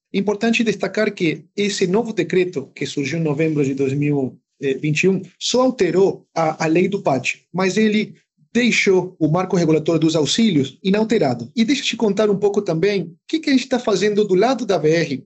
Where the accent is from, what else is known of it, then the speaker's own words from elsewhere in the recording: San Salvador de Jujuy, Jujuy, Argentina; moved away; eu consegui trabalhar de Jujuy, né, na minha cidade, só durante as férias, né, foram 40 dias, eu consegui voltar para minha terra depois de dois anos